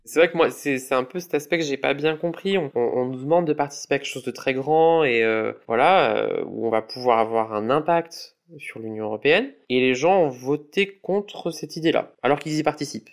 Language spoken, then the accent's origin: French; Lyon, Auvergne-Rhône-Alpes, France; j'ai 34 ans et je viens de Lyon